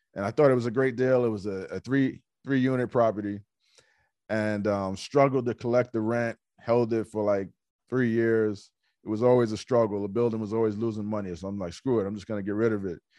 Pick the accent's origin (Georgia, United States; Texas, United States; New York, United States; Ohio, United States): New York, United States; New York City; I'm from Hollis, Queens